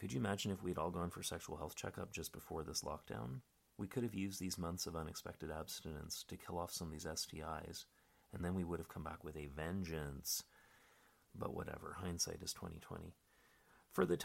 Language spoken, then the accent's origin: English; Canada; now in Berlin, Germany; I'm a Canadian stand-up comic living in Berlin.